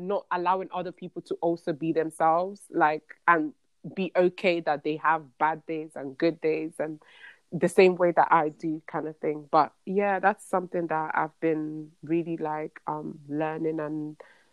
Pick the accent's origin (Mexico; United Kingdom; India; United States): United States; as an American